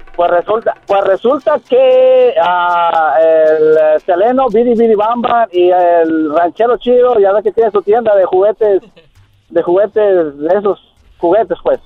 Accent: San Luis Potosí, Mexico; Yo soy, de San Luis Potosí, es mi barrio. San Miguelito

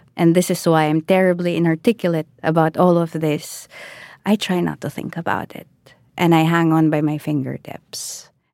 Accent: Philippines; I am Filipino.

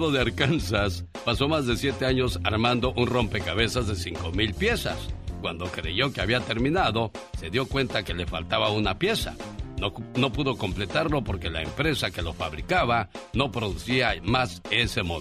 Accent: Zitácuaro, Michoacán, Mexico; moved away; Un día salí de Zitácuaro, Michoacán. Pero Zitácuaro, Michoacán nunca salió de mí.

